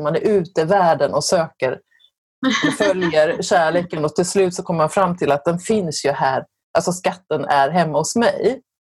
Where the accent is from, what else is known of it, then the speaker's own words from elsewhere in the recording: Sweden; vi svenskar